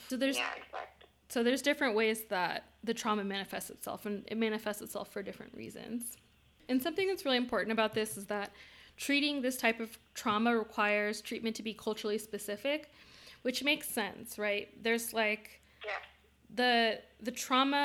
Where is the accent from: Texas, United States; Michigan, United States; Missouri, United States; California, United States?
California, United States; Bay Area of; we grew up in the Bay Area of California